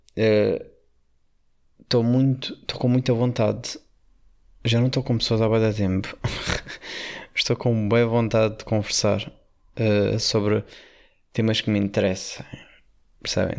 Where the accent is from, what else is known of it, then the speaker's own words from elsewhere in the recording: Portugal; como bom Tuga